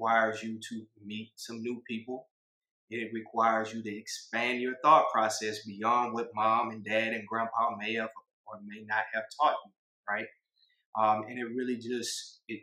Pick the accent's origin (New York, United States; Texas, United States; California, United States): Texas, United States; Houston; I'm from Texas